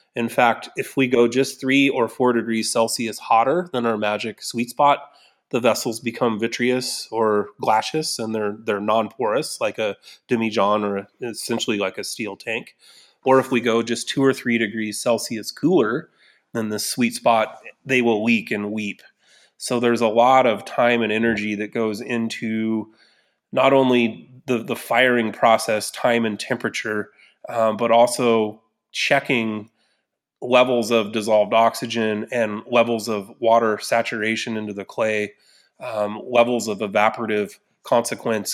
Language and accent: English; Newberg, Oregon, United States; Newburgh, my hometown